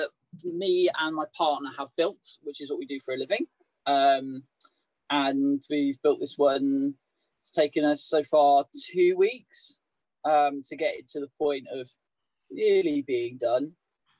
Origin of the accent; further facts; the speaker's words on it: Southampton, South East England, United Kingdom; moved away as an adult; also born or lived in Leeds; now in Derby, United Kingdom; I grew up in Southampton, which was an interesting place to live, by the beach